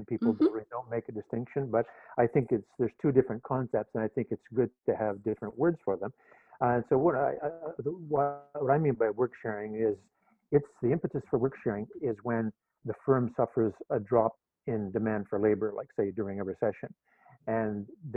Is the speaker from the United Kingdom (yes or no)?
no; Vancouver, British Columbia, Canada; moved away as an adult; now in Toronto, Canada; I'm living in Toronto now, teaching at University of Toronto. Although I grew up in Vancouver